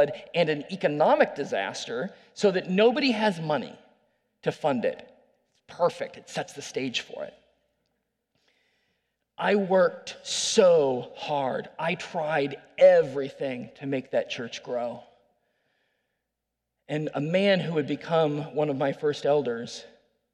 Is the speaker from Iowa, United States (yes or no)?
yes; Iowa City, Iowa, United States; moved away as an adult; I was born there, raised there. I love Iowa City